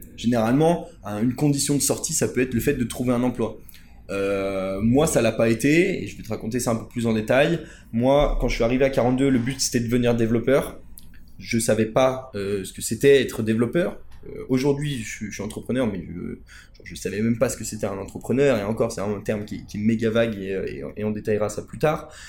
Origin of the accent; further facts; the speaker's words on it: Chambéry, Auvergne-Rhône-Alpes, France; moved away as an adult; also born or lived in Paris; je vais retourner dans ma ville natale à Chambéry, dans, dans, les Alpes, en Savoie